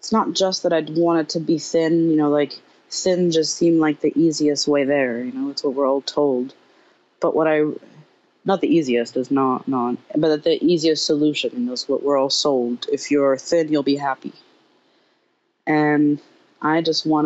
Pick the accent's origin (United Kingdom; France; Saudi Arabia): France; Paris, Île-de-France; now in United States; growing up in Paris